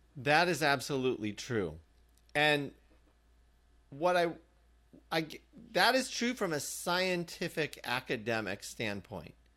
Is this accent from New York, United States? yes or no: no; Indiana, United States; moved away; also born or lived in Massachusetts; growing up in Indiana